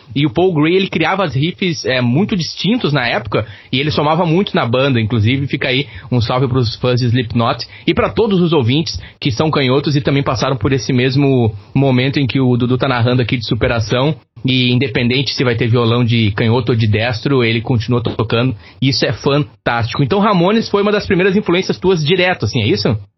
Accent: Campo Bom, Rio Grande do Sul, Brazil; Campo Bom, minha cidade, minha terra natal

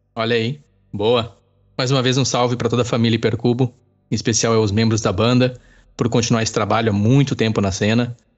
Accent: Campo Bom, Rio Grande do Sul, Brazil; also born or lived in Araricá; Eu sou nascido em Campo Bom e aí moro em Araricá por oito anos

